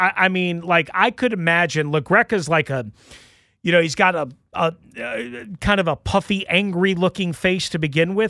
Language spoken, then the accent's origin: English; New York, United States; I'm from New York. I've lived in New York. I've worked in New York.